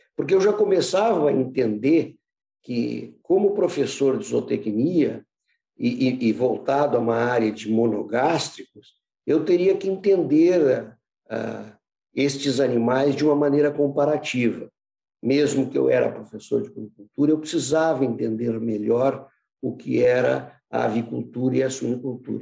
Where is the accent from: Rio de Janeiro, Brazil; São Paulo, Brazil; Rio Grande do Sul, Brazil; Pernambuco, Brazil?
Rio Grande do Sul, Brazil; Porto Alegre; also born or lived in United States; eu sou porto-alegrense, nasci em 1950